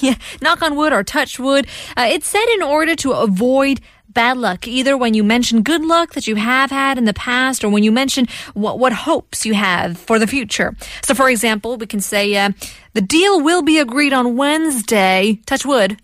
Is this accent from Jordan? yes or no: no; China; also born or lived in Korea; now in South Korea; in China, you know, we don't like the number four, but we love the number eight